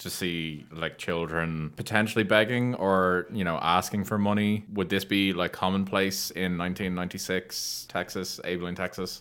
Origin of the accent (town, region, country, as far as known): Ireland